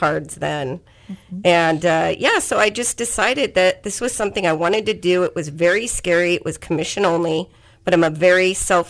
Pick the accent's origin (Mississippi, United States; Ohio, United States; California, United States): California, United States; Anaheim; moved away as an adult; now in Bakersfield, United States; I grew up in Anaheim, and I moved to Bakersfield in 1989.